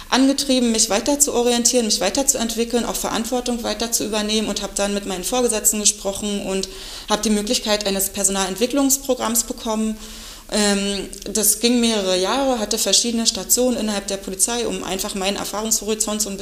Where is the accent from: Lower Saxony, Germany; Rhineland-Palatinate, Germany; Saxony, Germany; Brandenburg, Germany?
Brandenburg, Germany; Eberswalde; Als äh, gebürtige Eberswallerin hat mich der Weg ganz nah in die ähm, Landespolizeischule damals verschlagen.